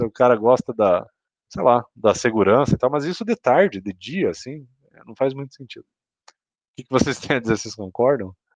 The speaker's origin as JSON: {"language": "Portuguese", "town": "Curitiba", "region": "Paraná", "country": "Brazil", "said": "Eu e o Cauê somos de Curitiba."}